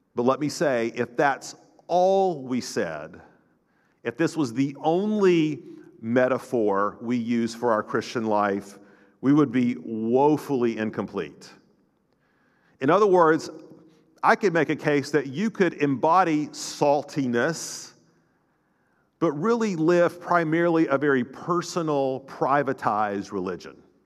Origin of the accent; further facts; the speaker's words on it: North Florida, United States; growing up in North Florida, we, in the Panhandle